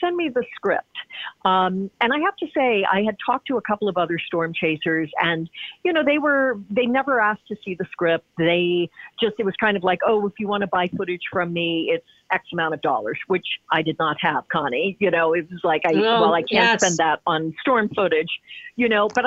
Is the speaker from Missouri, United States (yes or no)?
yes; Hannibal, Missouri, United States; moved away; my hometown of Hannibal